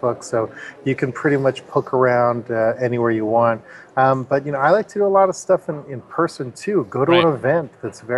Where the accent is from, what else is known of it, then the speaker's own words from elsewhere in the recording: Canada; I'm from Canada